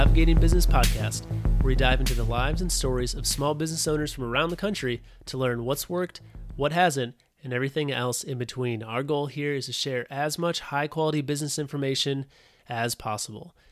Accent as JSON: {"language": "English", "region": "Wisconsin", "country": "United States", "tie": "born or raised there", "moved": "yes", "lives_now": "Illinois, United States", "said": "I live in Illinois now, but uh, Wisconsin is my home state."}